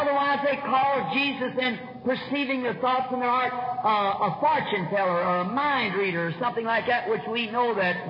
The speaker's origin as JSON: {"language": "English", "country": "United States", "said": "as an American citizen"}